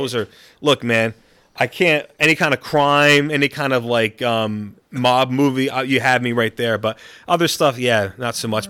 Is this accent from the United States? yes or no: yes; Gainesville, Florida, United States; also born or lived in upstate New York; now in Auckland, New Zealand; my, my whole family basically is from u, upstate New York. So, um, even though I was born in Florida